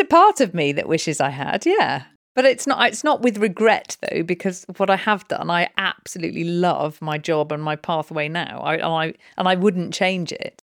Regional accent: Snowdonia, North Wales, United Kingdom; also born or lived in London; now in Newbury, United Kingdom; I was brought up in Snowdonia in North Wales.

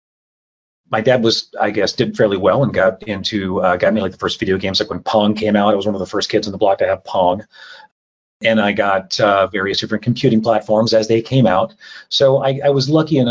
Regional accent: Oklahoma, United States; I grew up in Oklahoma as a farm kid

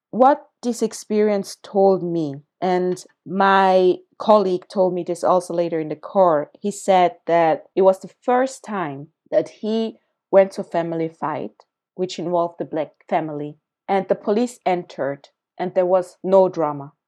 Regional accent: Zurich, Switzerland; also born or lived in Accra, Ghana; I was born in Ghana, in Accra, when I was three years old. My family, basically my mom, migrated with me to Zurich, Switzerland, to another continent, to a very white community where I grew up.

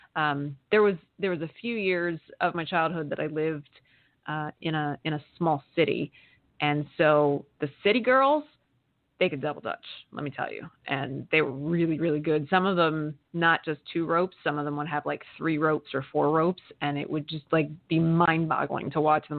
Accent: Amish country in Pennsylvania, United States; I grew up in Amish country in Pennsylvania

